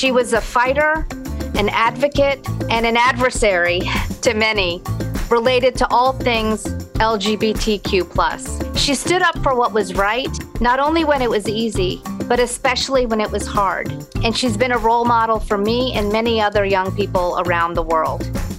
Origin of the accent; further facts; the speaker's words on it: the South, United States; growing up as an Indian American woman in a small southern town